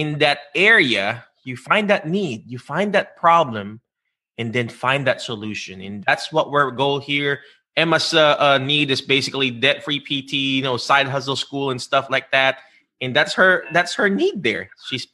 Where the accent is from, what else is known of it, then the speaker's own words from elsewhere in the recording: Philippines; accent: Filipino; English is a second language; moved away; found my unique voice being a Filipino, Filipino accent voice of the Filipino people